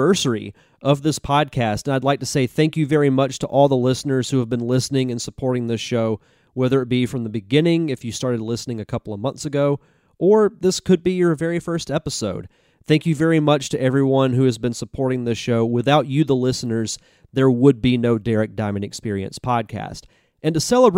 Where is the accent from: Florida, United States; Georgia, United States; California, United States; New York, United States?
Florida, United States; I'm born and raised in Florida